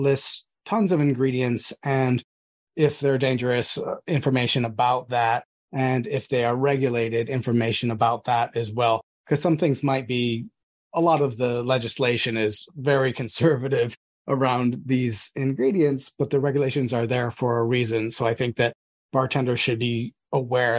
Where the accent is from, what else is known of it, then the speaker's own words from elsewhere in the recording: United States; I'm also American